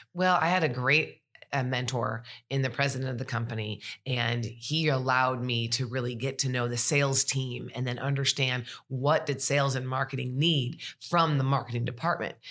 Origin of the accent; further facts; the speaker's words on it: Sterling Heights, Michigan, United States; moved away as an adult; now in Tuscaloosa, United States; I'm originally from Sterling Heights, Michigan